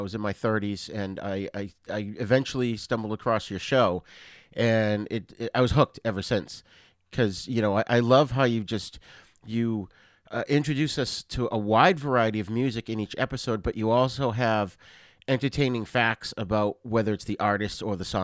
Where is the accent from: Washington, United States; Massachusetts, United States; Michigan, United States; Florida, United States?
Massachusetts, United States; growing up in Massachusetts